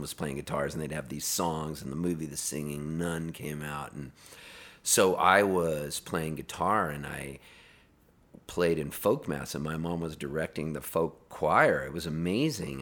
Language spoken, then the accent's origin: English; Pasadena, California, United States; also born or lived in Canada; we moved from Canada when I was a little kid to Southern California, and we were Dodger fans 'cause we lived in Pasadena